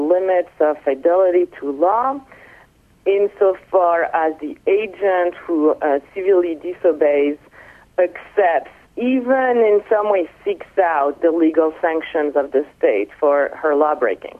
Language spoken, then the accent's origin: English; Nice, Provence-Alpes-Côte d'Azur, France; moved away as an adult; also born or lived in Paris, France / Atlanta, United States / South Carolina, United States; now in Boston, United States; I'm French. I was born in Nice, and I studied philosophy in high school and then throughout my undergraduate